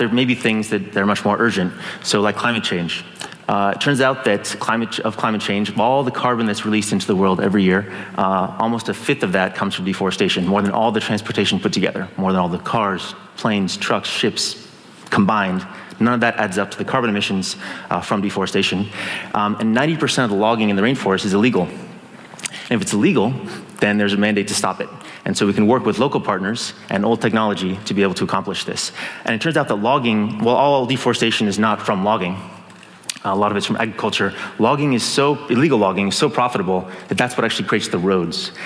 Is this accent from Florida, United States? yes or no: no; San Francisco, California, United States; I'm from Silicon Valley, from San Francisco